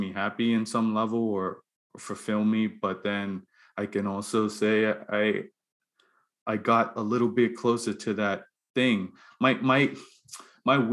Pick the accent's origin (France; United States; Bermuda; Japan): Bermuda; moved away as an adult; now in Halifax, Canada; I grew up in Bermuda.